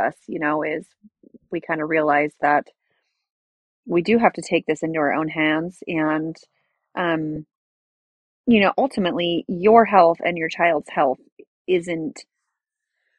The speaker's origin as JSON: {"language": "English", "region": "California", "country": "United States", "said": "I'm from California"}